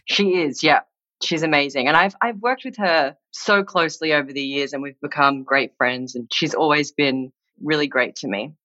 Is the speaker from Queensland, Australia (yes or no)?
no; Sydney, New South Wales, Australia; also born or lived in New Zealand; now in Los Angeles, United States; I was born in New Zealand. And when I was four years old, my family moved to Sydney in Australia, which is where I grew up and went to school and started my career.